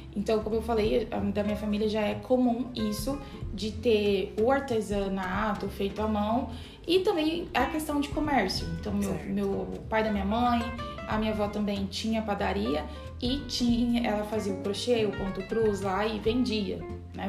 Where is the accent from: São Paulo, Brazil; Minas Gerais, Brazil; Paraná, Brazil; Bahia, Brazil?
Minas Gerais, Brazil; eu sou mineira